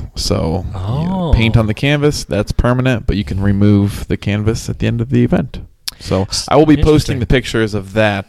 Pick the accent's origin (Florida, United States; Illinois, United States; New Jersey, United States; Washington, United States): Illinois, United States; Central; growing up in Central Illinois